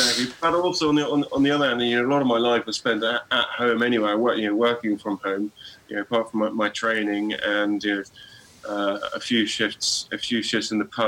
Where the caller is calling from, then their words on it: South East England, United Kingdom; Yeah. I am. I'm in West Sussex. Not too far from Goodwood.